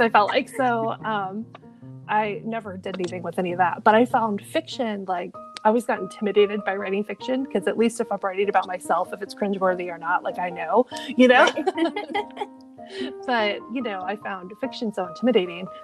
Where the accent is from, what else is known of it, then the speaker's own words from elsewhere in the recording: Midwest, United States; we're both from the Midwest